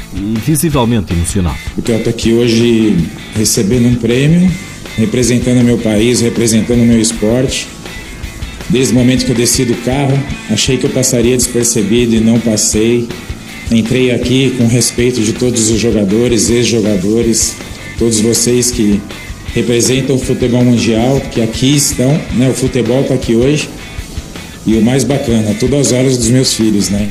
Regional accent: Brazil; como brasileiro

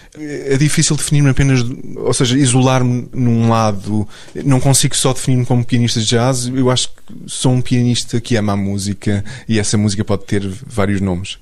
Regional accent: Portugal; o meu A D N enquanto português

